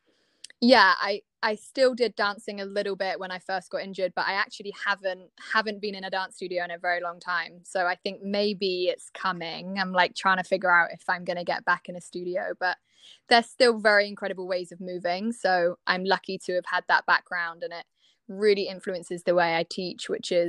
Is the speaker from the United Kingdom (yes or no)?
yes; Cornwall, South West England, United Kingdom; moved away as an adult; also born or lived in Bath; So I'm actually from Cornwall, and I kind of always had aspired to be a dancer and had trained lots back home